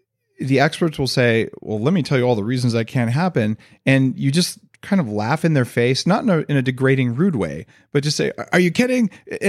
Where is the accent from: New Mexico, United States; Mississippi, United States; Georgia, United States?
New Mexico, United States; I grew up in New Mexico.